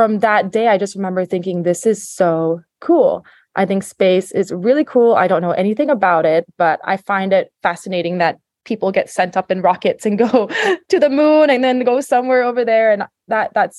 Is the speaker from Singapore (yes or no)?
yes; Singapore; moved away as an adult; also born or lived in New York City, United States / Los Angeles, United States / Florida, United States; I was born in Singapore. I lived here my whole life until I went to college back in the US